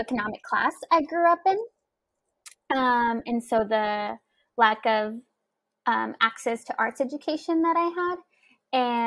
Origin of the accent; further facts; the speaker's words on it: Houston, Texas, United States; I grew up in Houston, Texas